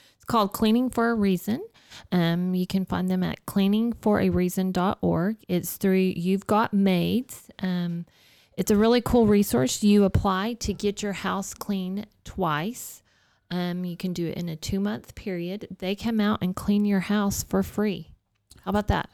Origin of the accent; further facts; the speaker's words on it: Dalhart, Texas, United States; I'm growing up in Dalhart, there's a lot of giving people there